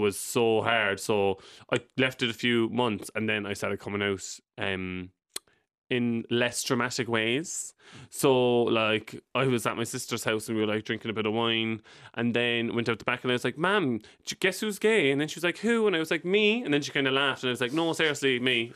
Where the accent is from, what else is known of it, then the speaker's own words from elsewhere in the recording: Cork, Munster, Ireland; moved away as an adult; also born or lived in London; I moved away from Cork when I was twenty.